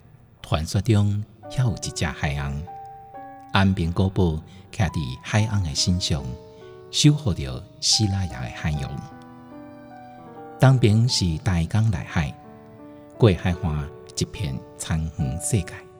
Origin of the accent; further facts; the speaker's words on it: Tainan, Taiwan; moved away; also born or lived in Yilan; 但我是在台南出生的。